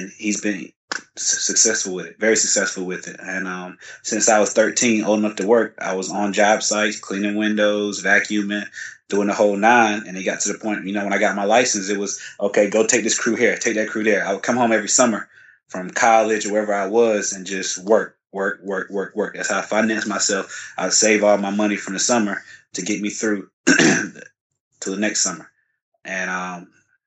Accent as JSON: {"language": "English", "town": "Raleigh", "region": "North Carolina", "country": "United States", "tie": "born or raised there", "said": "Born and raised in Raleigh, been here all my life."}